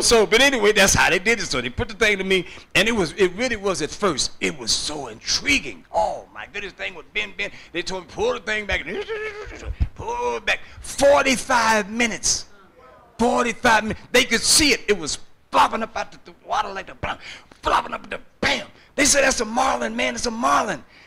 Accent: San Francisco, California, United States; born and raised in San Francisco, uh, beautiful city

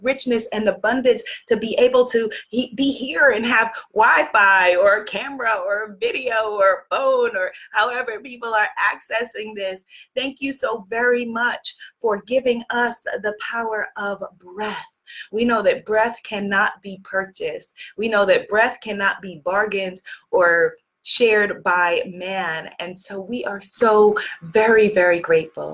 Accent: New York, United States; I'm from New York

